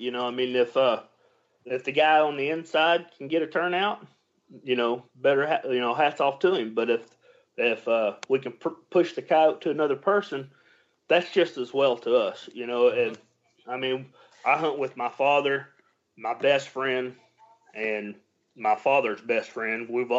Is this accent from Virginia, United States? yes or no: no; Texas, United States; We don't worry about that COVID down here. We're from Texas.